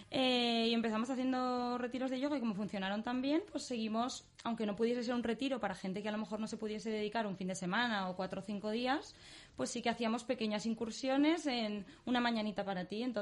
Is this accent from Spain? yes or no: yes; Barcelona, Catalonia, Spain; also born or lived in London; luego estuve, he estado bastante tiempo en Londres, luego en, Barcelona, que es justo de donde vengo